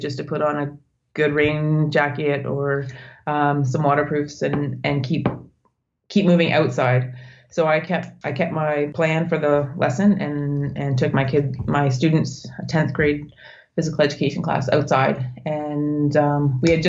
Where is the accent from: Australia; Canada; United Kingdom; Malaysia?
Canada; Northern Ontario; moved away as an adult; I'm Canadian. I was born in Northern Ontario